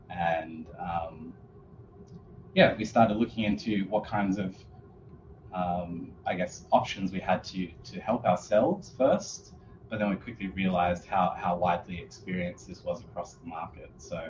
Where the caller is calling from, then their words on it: Perth, Western Australia, Australia; I'm joining everyone from Boorloo, Perth, which is part of the Whadjuk Noongar Boodja.